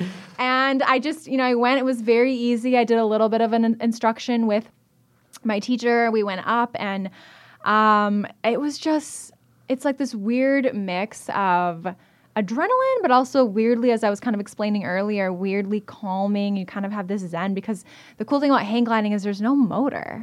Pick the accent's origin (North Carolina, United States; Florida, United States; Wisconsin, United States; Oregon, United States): Wisconsin, United States; Evansville; also born or lived in Oshkosh, Wisconsin; I was born and raised in South Central Wisconsin. I'm from Evansville in Rock